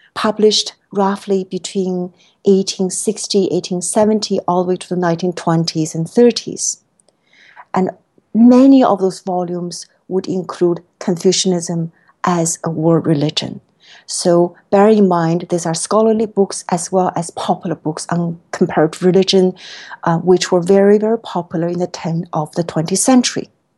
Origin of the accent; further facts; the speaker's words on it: China; moved away as an adult; now in United States; being a student originally born and raised in China. I came to the States for college and then graduate school